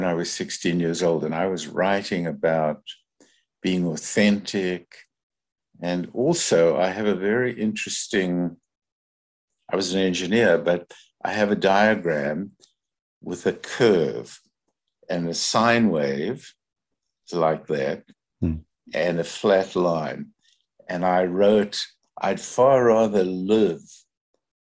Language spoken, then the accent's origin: English; Johannesburg, Gauteng, South Africa; moved away as an adult; now in Canada; I grew up in Johannesburg.